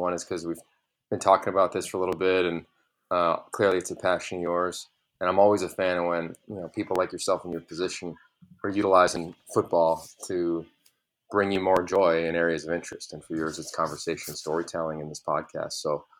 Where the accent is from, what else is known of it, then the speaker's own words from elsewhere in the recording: northeastern Pennsylvania, United States; moved away; I grew up in a tiny town in Pennsylvania, northeastern Pennsylvania, 2,500 people, no stoplights. We still don't have soccer, for instance. Everybody knows everybody's name, and it's just a tiny, tiny town.